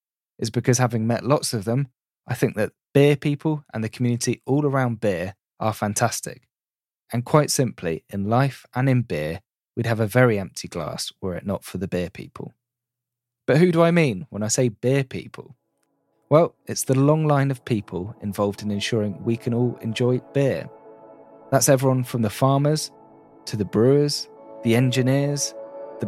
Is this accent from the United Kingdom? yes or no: yes; Reading, South East England, United Kingdom; I'm from the Reading area of the UK